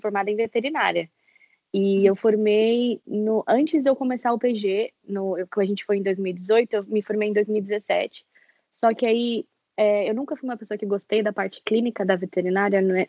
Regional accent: São Paulo, Brazil; eu sou de São Paulo

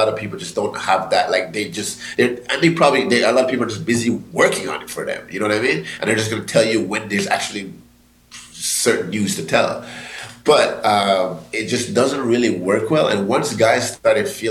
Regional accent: Jamaica; I'm Jamaican

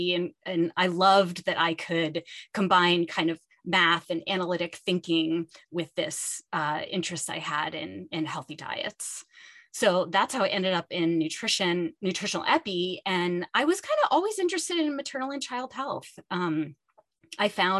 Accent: Pittsburgh, Pennsylvania, United States; moved away as an adult; I grew up in Pittsburgh, which is where I am now at the University of Pittsburgh

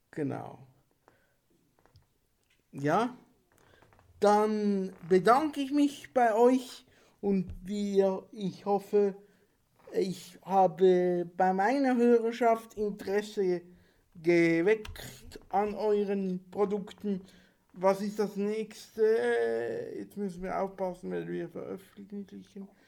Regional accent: Switzerland; sagt man bei uns in der Schweiz

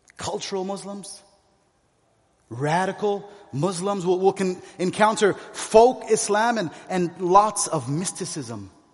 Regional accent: San Diego, California, United States; moved away as an adult; also born or lived in Kuwait; now in Beirut, Lebanon; I spent most of my life there in San Diego

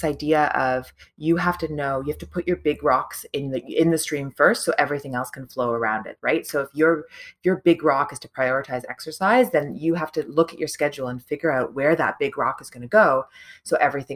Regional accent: Toronto, Ontario, Canada; my hometown, Toronto

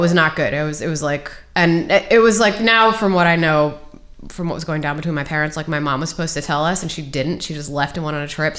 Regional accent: Takoma Park, Maryland, United States; Tacoma Park, Maryland.

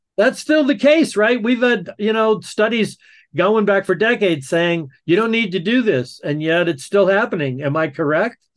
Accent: the South, United States; growing up in the South

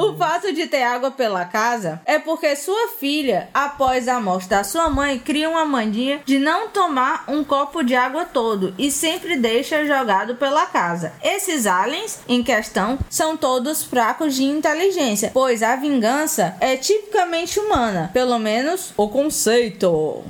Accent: Fortaleza, Ceará, Brazil; A gente é de Fortaleza, Ceará, os três

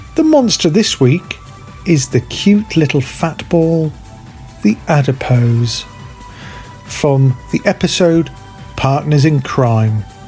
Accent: United Kingdom; I'm British

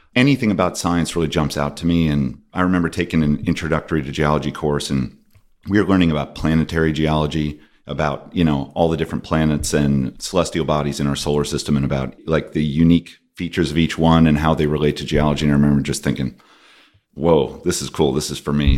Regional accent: Binghamton, New York, United States; I grew up in Binghamton, New York

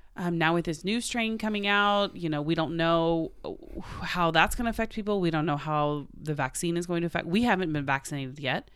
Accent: Oklahoma, United States; we're both from Oklahoma

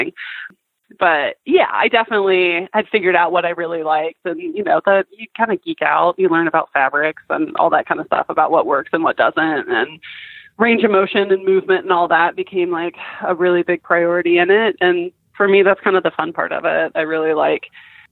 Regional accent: Minnesota, United States; My home, I grew up in Minnesota

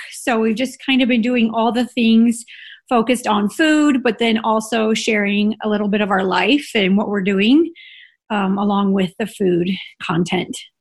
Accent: Illinois, United States; moved away as an adult; also born or lived in Salt Lake City, Utah; now in Utah, United States; I grew up in Illinois in a very small town

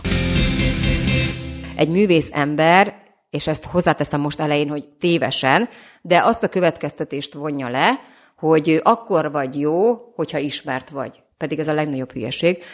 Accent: Bonyhád, Tolna, Hungary; now in Budapest, Hungary; Bonyhád és Szexár 15 kilométer volt, és hát egy, egy, met, egy hatalmas metropolisznak tűnt hozzánk képest

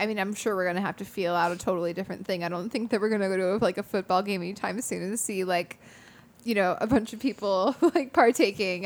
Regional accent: United States; I'm an American

